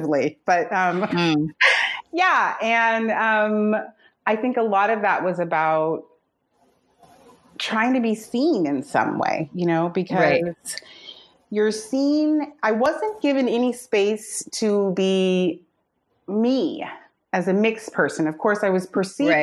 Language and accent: English; San Anselmo, California, United States; also born or lived in San Francisco / San Geronimo Valley; So I grew up in a little place called San Anselmo